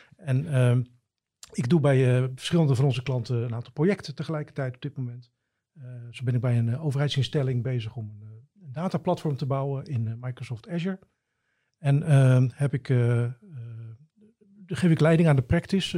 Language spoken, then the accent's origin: Dutch; Gouda, South Holland, Netherlands; now in Drachten, Netherlands; ik ben geboren in Gouda